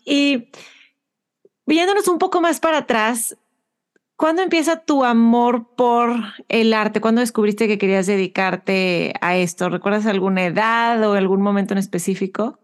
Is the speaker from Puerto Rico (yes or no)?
no; Mexico; moved away as an adult; now in Houston, United States